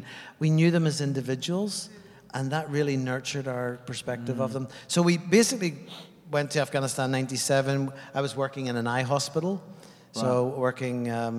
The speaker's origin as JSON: {"language": "English", "country": "Ireland", "moved": "yes", "lives_now": "New Zealand", "said": "I come from Ireland, and I've been on the journey from Ireland for the last 30 years."}